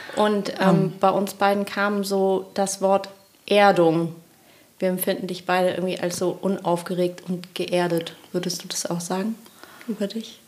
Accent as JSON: {"language": "German", "town": "Kiel", "region": "Schleswig-Holstein", "country": "Germany", "said": "Wir kommen alle aus Kiel"}